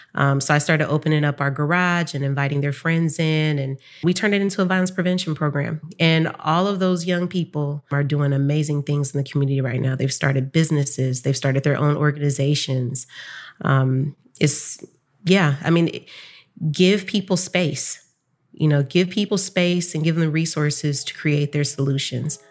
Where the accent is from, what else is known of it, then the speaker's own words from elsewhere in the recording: San Francisco, California, United States; I grew up in Bayview Hunters Point in San Francisco